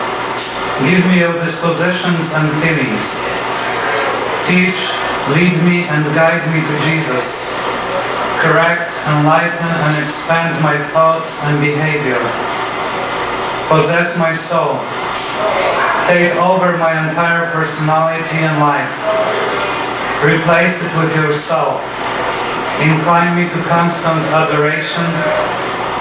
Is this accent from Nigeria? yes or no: no; Poland; English is a second language; now in United States; the moment of huge tension in our country. As I was saying, I was born in 77, so it was still the communist system